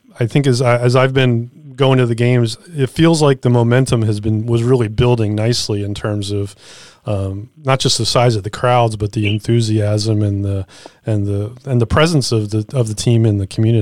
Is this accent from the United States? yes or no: yes; Philadelphia, Pennsylvania, United States; moved away; I was from Philadelphia. I grew up in Philadelphia.